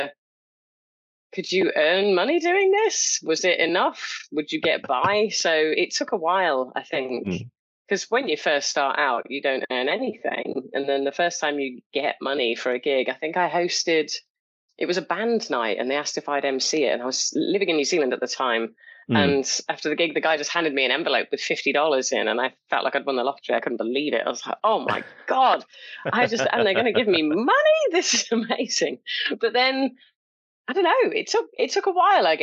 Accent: Coventry, West Midlands, United Kingdom; I grew up in Coventry and there wasn't like a local comedy club there

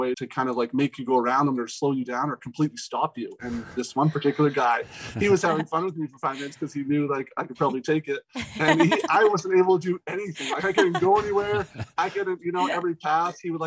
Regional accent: Alberta, Canada; I was born in Canada

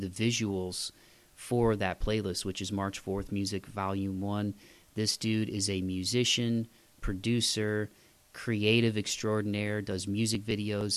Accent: Toledo, Ohio, United States; moved away; winters are, uh, pretty, pretty gnarly in Toledo, man. That's the one thing I miss about my hometown

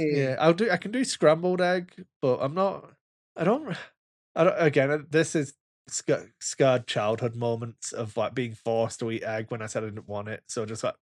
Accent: Wigan, North West England, United Kingdom; I'm from Wigan

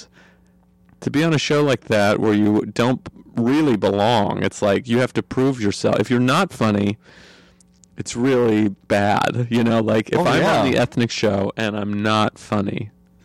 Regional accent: Idaho, United States; I'm from Idaho.

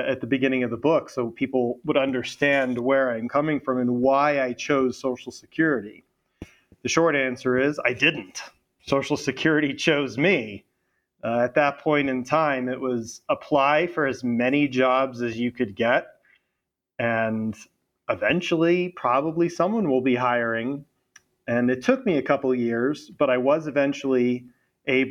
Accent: Florida, United States; also born or lived in London; I am from Florida, and I went to college in Florida at Florida State

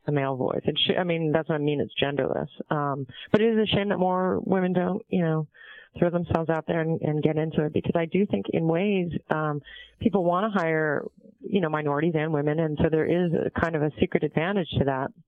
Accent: San Diego, California, United States; also born or lived in Montreal, Canada / Vancouver, Canada; grew up in San Diego

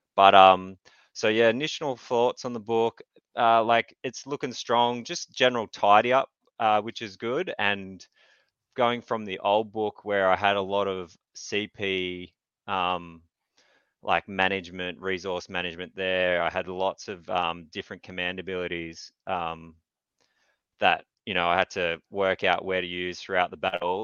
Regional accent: Newcastle, New South Wales, Australia; I'm from Newcastle, Australia

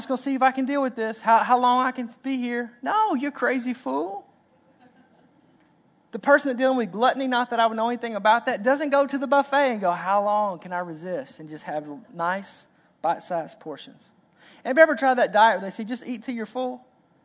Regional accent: Arkansas, United States; I'm from Arkansas

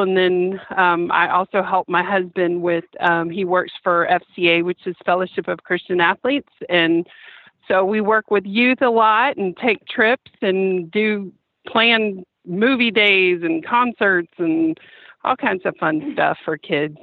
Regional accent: Lake City, Florida, United States; I'm from Lake City

